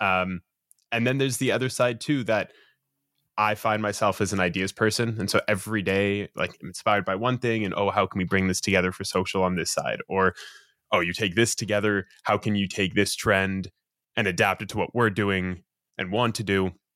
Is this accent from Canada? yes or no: yes; Toronto, Ontario, Canada; born and raised in Toronto, Canada.